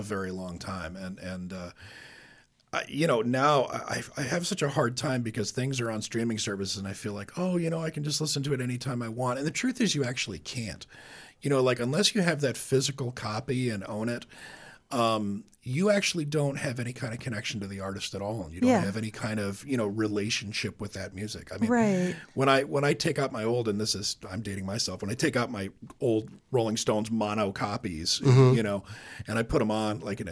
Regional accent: St Andrews, Scotland, United Kingdom; moved away; I grew up in Scotland

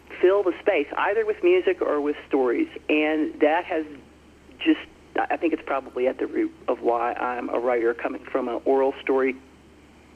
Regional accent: Franklin County, Southwest Virginia, United States; now in Wyoming, United States; I grew up in Southwest Virginia on a farm in Franklin County

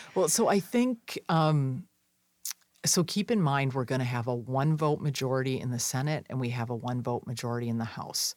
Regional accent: Wisconsin, United States; In my home state

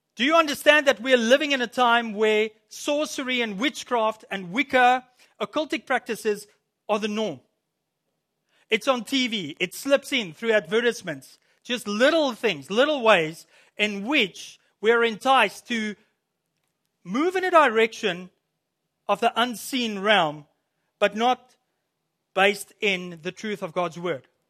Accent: South Africa; moved away as an adult; also born or lived in Williams Lake, Canada; now in Canada; I'm from South Africa.

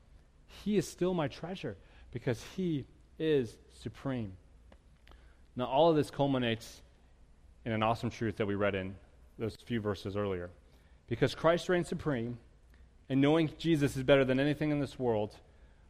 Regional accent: United States; I'm an American

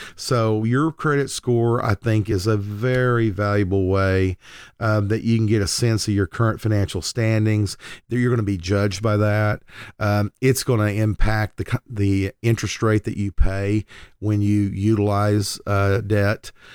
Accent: Lindsay, Oklahoma, United States; moved away as an adult; now in Oklahoma City, United States; I moved to the Oklahoma City metro area, uh, away from my hometown of Lindsay, Oklahoma

